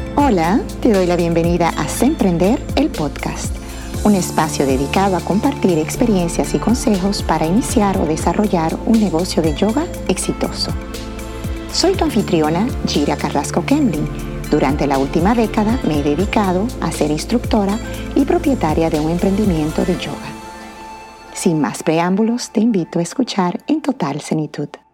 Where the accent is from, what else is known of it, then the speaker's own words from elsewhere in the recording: Dominican Republic; moved away as an adult; also born or lived in Morocco / Abidjan, Côte d'Ivoire; mi país, mi tierra natal, la República Dominicana